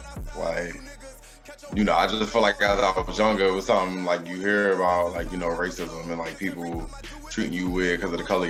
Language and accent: English; West Virginia, United States; moved away as an adult; also born or lived in Far Rockaway, Queens, New York / Maryland / California; Moved to West Virginia after that and pretty much grew up my whole life out there